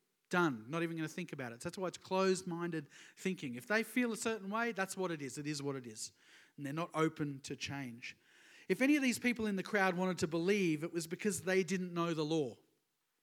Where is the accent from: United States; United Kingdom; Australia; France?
Australia; Sunshine Coast, Queensland; I'm from the Sunshine Coast, so it's all that kind of area.